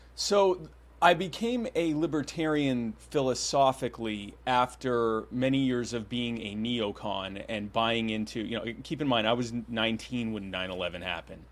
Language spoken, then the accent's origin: English; Myrtle Beach, South Carolina, United States; also born or lived in Baltimore, Maryland; I actually still live in the Myrtle Beach area in South Carolina. That's where I grew up